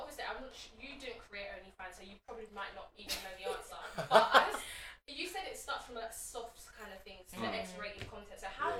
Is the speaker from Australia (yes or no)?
no; London, United Kingdom; I'm just a down-to-earth girl from East London, just trying to do my thing and make it out of the hood.